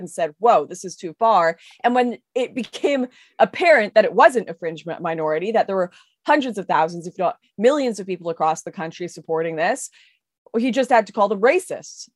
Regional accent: West Coast, Canada; I'm from the West Coast

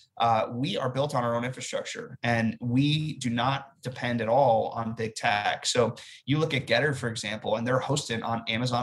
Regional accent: United States; I'm an American citizen

